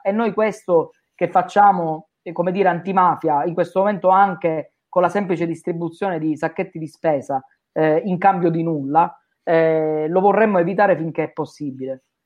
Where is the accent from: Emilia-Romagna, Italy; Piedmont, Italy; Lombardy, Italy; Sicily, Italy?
Sicily, Italy; da siciliani